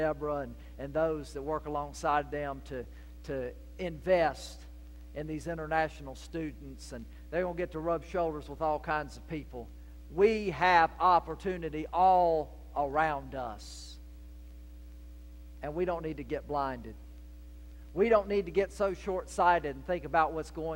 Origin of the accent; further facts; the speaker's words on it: Portsmouth, Virginia, United States; moved away as an adult; also born or lived in North Carolina / Georgia; now in South Carolina, United States; I was the boy born and raised in Portsmouth, Virginia